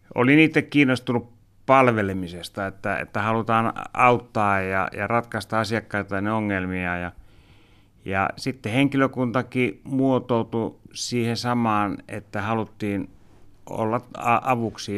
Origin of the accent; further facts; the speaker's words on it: Helsinki, Uusimaa, Finland; also born or lived in Malmi, Helsinki / Pukinmäki, Helsinki; mä oon itse Pakilasta aikoinaan lähtenyt ja vanhemmat oli yrittäjänä eh, Malminessolla ja, ja siellä on paljon vietetty aikaa ja Malmi tuli semmoiseksi kotialueeksi